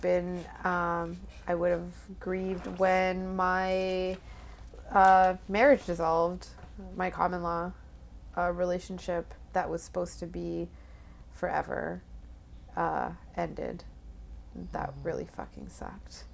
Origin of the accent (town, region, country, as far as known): Toronto, Ontario, Canada; born or raised there; also born or lived in Bangladesh / Nunavut